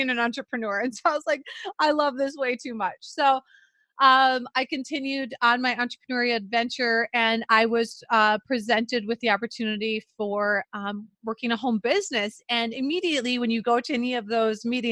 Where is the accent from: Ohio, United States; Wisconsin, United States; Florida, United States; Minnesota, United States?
Minnesota, United States; central; accent: Minnesota; I was actually grew up in central Minnesota